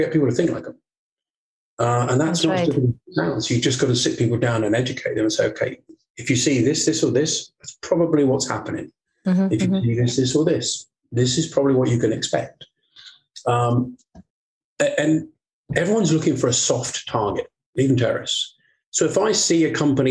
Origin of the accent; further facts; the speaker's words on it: Portsmouth, South East England, United Kingdom; moved away; I went down to my hometown of Portsmouth